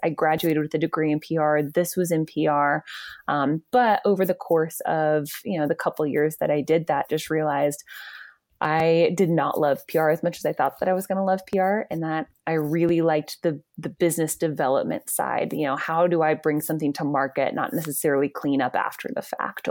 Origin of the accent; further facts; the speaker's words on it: Georgia, United States; I grew up in Georgia, and then I went to U G